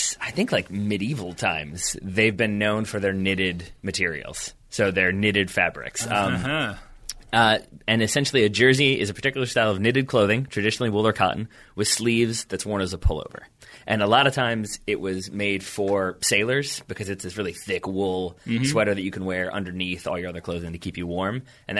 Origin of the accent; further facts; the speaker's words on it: United States; as an American